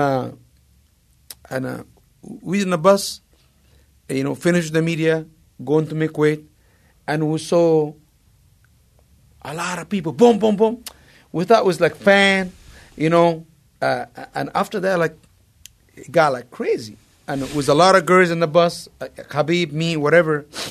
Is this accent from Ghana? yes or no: no; Egypt; moved away; I idolized Mike growing up in Egypt